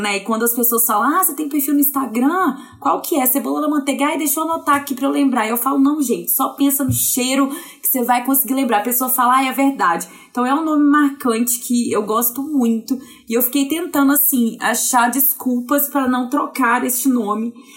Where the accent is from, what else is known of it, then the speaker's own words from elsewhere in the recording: Viçosa, Minas Gerais, Brazil; moved away as an adult; now in Belo Horizonte, Brazil; Eu sou do interior de Minas Gerais, de Viçosa, nascida, formada, criada lá. Aí eu vim para Belo Horizonte há uns 10 anos.